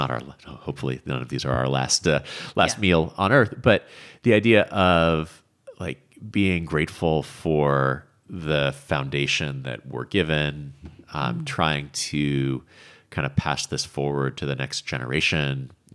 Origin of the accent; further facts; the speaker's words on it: New England, United States; growing up in New England, it's a thing that we do every summer, usually with fresh corn out of the fields there.